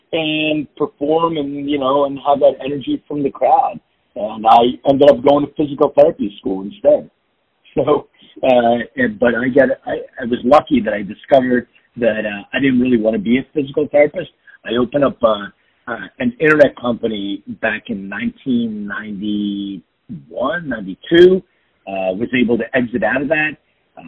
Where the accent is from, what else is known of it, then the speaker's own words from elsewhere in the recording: Philadelphia, Pennsylvania, United States; moved away as an adult; now in Los Angeles, United States; I'm from Philadelphia, and it brought me